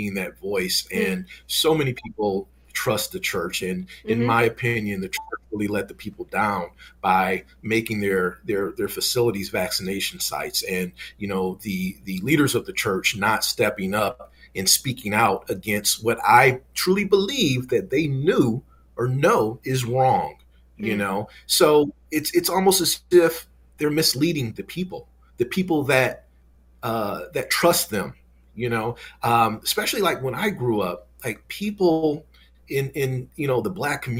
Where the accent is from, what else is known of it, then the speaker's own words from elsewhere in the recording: Michigan, United States; I'm from Michigan